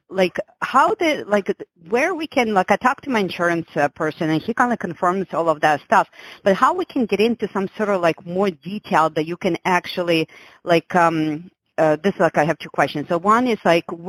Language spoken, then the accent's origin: English; Florida, United States; by the way, I am from Florida, just so you know.